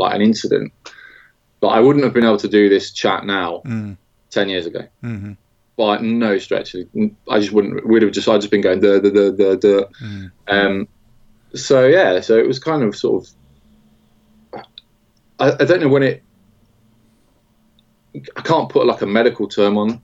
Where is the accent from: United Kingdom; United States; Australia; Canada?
United Kingdom; Nottingham, East Midlands; I grew up in around Nottingham